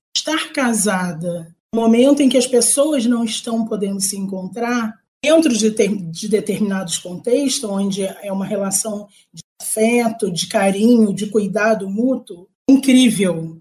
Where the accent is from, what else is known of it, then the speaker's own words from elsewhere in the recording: Rio de Janeiro, Brazil; accent: carioca; moved away as an adult; now in Teresina, Brazil; eu moro em Teresina, no Piauí, mas eu sou carioca. Meu sotaque talvez revele isso. Eu sou carioca da favela, do complexo do, do alemão. Nasci e fui criada nesse complexo.